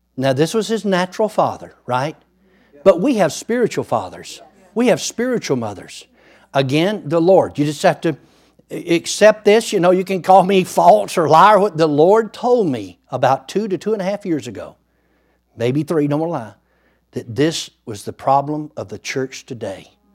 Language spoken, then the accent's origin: English; Muskogee County, Georgia, United States; also born or lived in Wagoner County, Oklahoma; now in Oklahoma, United States; I was born in Muskogee County, Georgia